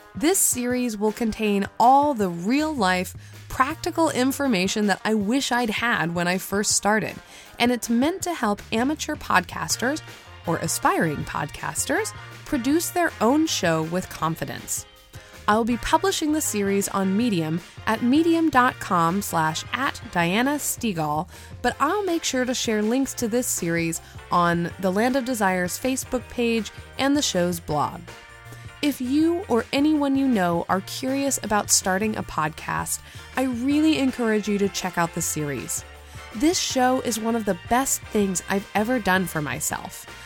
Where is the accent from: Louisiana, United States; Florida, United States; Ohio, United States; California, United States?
California, United States; my very own hometown here in California